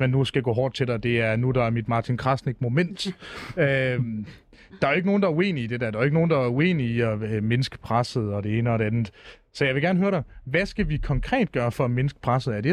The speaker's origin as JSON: {"language": "Danish", "town": "Fredericia", "region": "Southern Denmark", "country": "Denmark", "said": "Nej, jeg er fra Fredericia."}